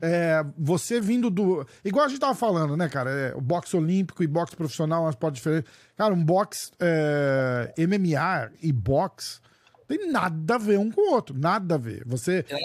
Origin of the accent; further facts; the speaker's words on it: Brazil; eu também sou brasileiro